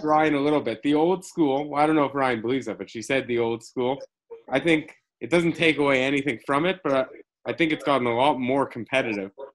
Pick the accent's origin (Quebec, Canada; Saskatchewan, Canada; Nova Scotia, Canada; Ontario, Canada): Quebec, Canada; Montreal; now in Toronto, Canada; I'm from Montreal